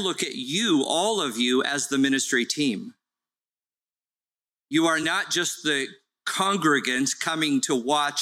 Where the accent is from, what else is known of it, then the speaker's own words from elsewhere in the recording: Carson, California, United States; It was great to grow up in Carson because we had every nationality